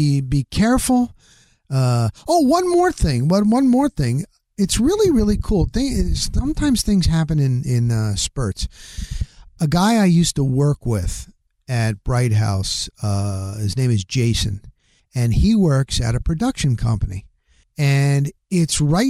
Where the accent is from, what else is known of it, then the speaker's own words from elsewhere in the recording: New Jersey, United States; moved away; I grew up in the Northeast, New Jersey